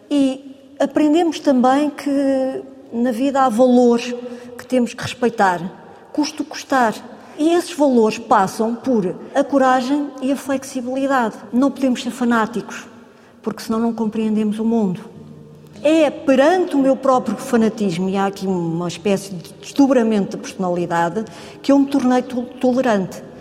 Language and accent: Portuguese; Angola; born there; Sim, eu nasci, nasci em Angola, meu pai era do quadro administrativo